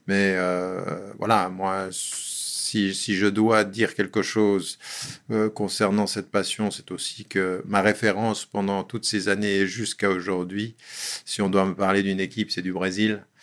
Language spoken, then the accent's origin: French; Geneva, Switzerland; je suis né à Genève il y a bien longtemps et euh, j'ai fait toute ma scolarité à Genève